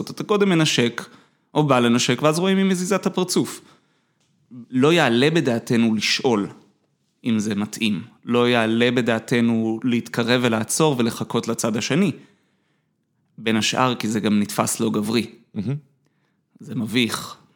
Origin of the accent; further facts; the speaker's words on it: Jerusalem, Jerusalem District, Israel; אני גדלתי בתור ילד טוב ירושלים. למדתי בתיכון של חנונים. איפה גדלת? אה, בבית הכרם. למדתי בליאדה.